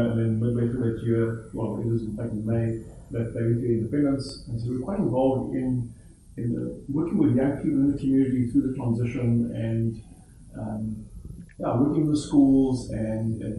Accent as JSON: {"language": "English", "town": "Johannesburg", "region": "Gauteng", "country": "South Africa", "tie": "born or raised there", "also_born_or_lived": "Cape Town", "said": "I was born there, but I was raised in, in the Johannesburg area."}